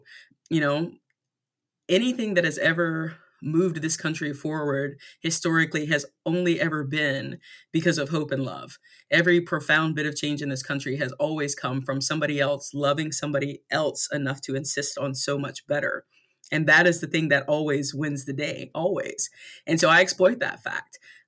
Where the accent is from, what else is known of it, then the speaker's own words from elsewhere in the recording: North Carolina, United States; I grew up in Southeastern North Carolina with a big, beautiful, loving family, you know, wonderful.